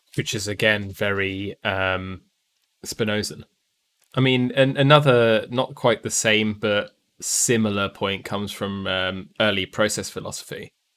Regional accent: United Kingdom

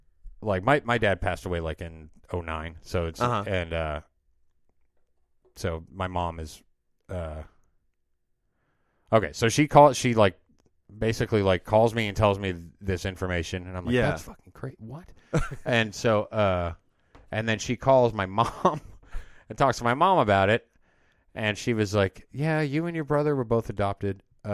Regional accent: Georgia, United States; born there; And so, I, like, ended up getting a hold of my aunt in Georgia, where, like, I was born in Georgia.

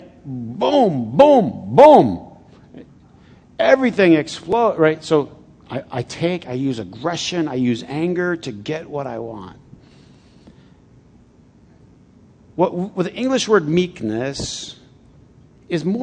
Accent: Flint, Michigan, United States; I grew up in Flint.

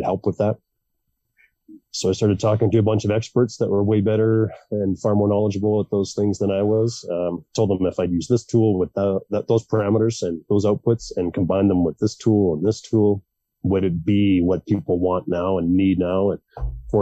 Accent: Melfort, Saskatchewan, Canada; moved away; also born or lived in Calgary; my hometown in Melfort, Saskatchewan

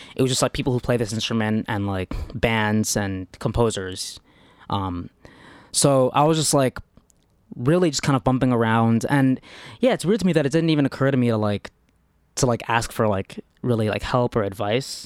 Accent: New York, United States; I'm from New York

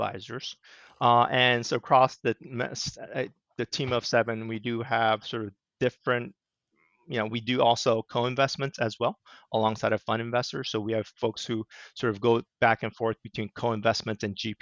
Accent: Southern California, United States; moved away as an adult; also born or lived in Washington, D.C. / New York City; now in Connecticut, United States; I grew up in Southern California.

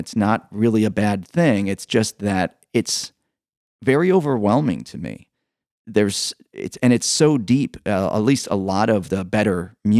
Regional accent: Evanston, Illinois, United States; I grew up here in Evanston

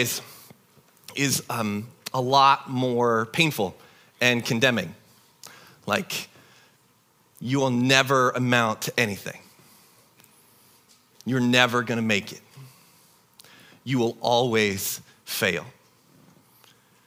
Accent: Tri-Cities, Eastern Washington, United States; moved away; I grew up in the Tri-Cities in Eastern Washington

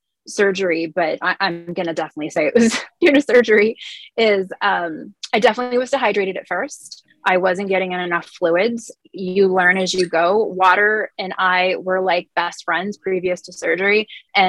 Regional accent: California, United States; my whole life growing up in California

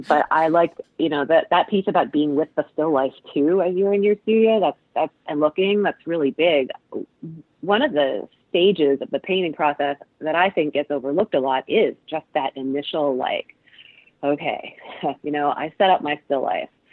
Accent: Cleveland, Ohio, United States; moved away as an adult; also born or lived in East Coast; now in Pacific Northwest, United States; Cleveland, where I grew up

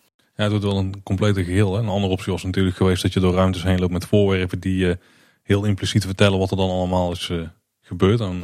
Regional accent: Netherlands; Wij weten niet beter als Nederlanders

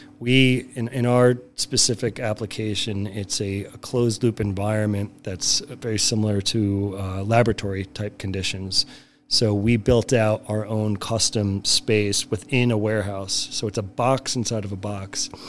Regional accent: New York City, New York, United States; now in Milwaukee, United States; I'm born and raised in New York for about half that time. So about 20 years was New York City between Manhattan and Brooklyn.

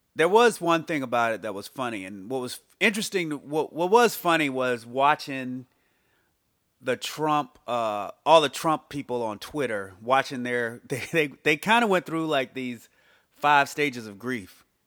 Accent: United States

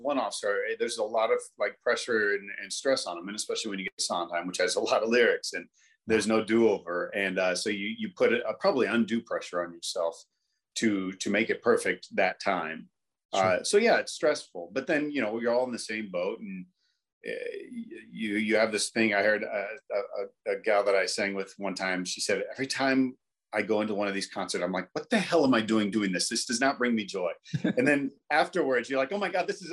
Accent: Indianapolis, Indiana, United States; I grew up in Indianapolis, Indiana

